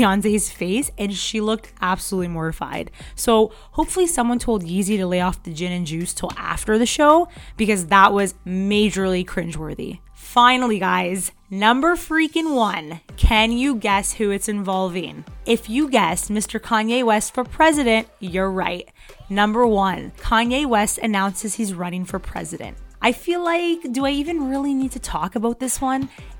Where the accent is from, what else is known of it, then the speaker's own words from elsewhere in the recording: Canada; I'm Canadian